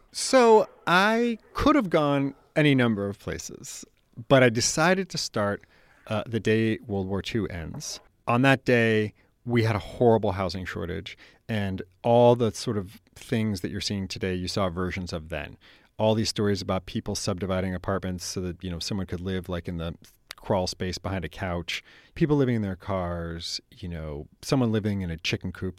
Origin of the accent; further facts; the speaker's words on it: San Francisco, California, United States; I grew up in San Francisco